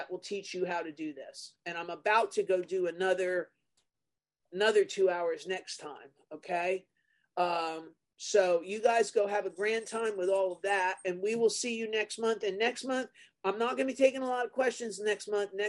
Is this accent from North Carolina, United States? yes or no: no; New Jersey, United States; I'm from New Jersey